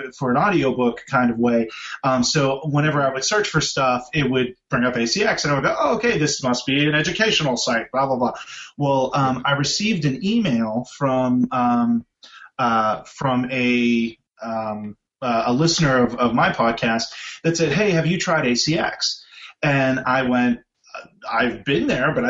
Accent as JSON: {"language": "English", "town": "Pittsburgh", "region": "Pennsylvania", "country": "United States", "tie": "born or raised there", "said": "I grew up in Pittsburgh, so you know, Kennywood was where I went to every summer"}